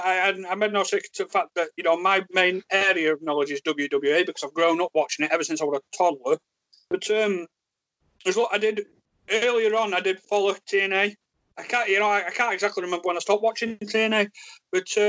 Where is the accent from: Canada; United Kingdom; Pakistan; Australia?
United Kingdom; Yorkshire and the Humber; accent: thick Yorkshire; thick Yorkshire accent